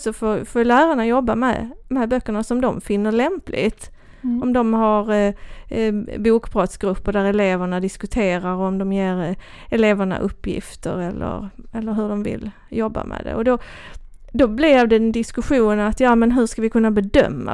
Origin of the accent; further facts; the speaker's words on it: Kivik, Skåne, Sweden; accent: Österlen Scanian; jag är ju uppvuxen i Kivik